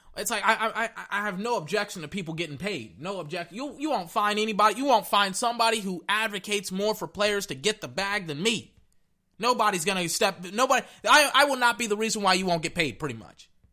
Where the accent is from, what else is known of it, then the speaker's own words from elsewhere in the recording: Texas, United States; I'm from Texas